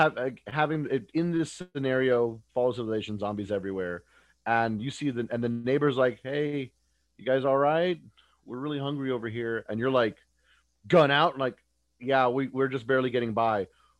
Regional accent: Texas, United States; I'm from Texas. I'm officially Texan

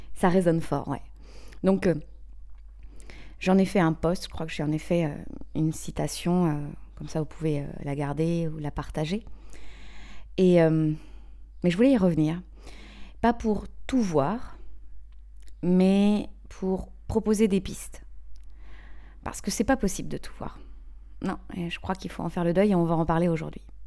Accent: Brittany, France; also born or lived in England; je suis née en Bretagne, j'ai fait mes études en Bretagne, en Angleterre

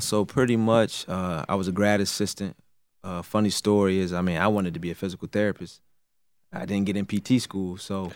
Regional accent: Raleigh, North Carolina, United States; I'm from Raleigh, North Carolina

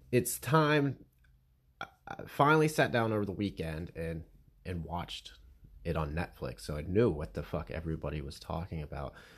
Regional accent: Pennsylvania, United States; I'm from Pennsylvania

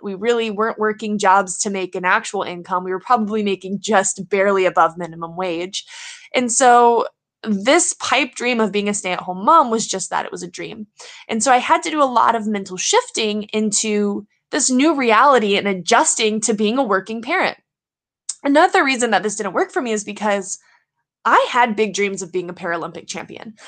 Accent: Louisiana, United States; I grew up in Louisiana, I'm from the South

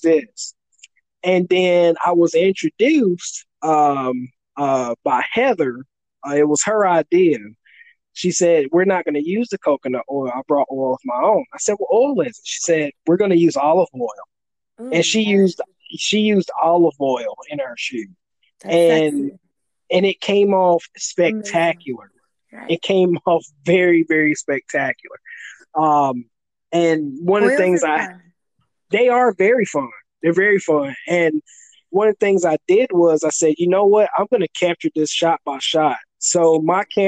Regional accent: the South, United States; accent: country fried; I just happen to be born and raised in the South

